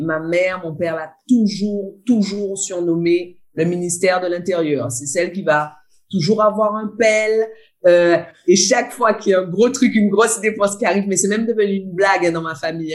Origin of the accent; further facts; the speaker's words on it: Guadeloupe; now in Réunion; je suis une Guadeloupéenne importée en pays de Bourbon. Donc, je suis une Guadeloupéenne qui vit seulement à La Réunion